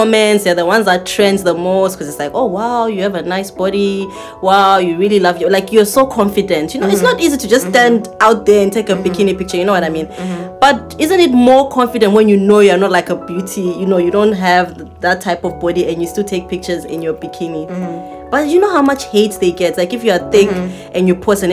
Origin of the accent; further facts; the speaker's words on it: Zimbabwe; I'm from Zimbabwe